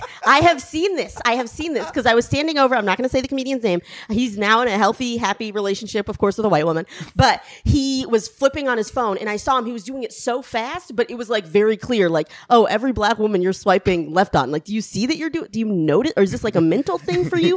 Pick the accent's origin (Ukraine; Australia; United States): United States; the South; I grew up in the South.